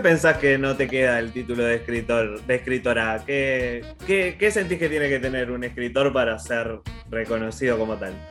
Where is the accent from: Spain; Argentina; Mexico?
Argentina; Morón, Buenos Aires Province; yo soy de Morón